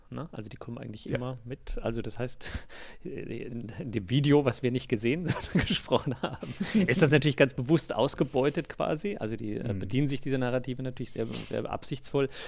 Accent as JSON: {"language": "German", "country": "Japan", "lives_now": "Germany", "said": "ich komme ja aus Japan. In Japan ist ja, hat ja zumindest bis vor kurzem noch äh, voll auf Wasserstoff gesetzt."}